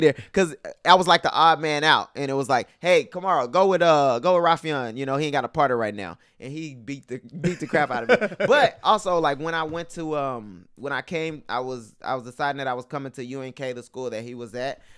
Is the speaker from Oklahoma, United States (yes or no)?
no; Houston, Texas, United States; moved away as an adult; also born or lived in Parsons, Kansas; I'm from Houston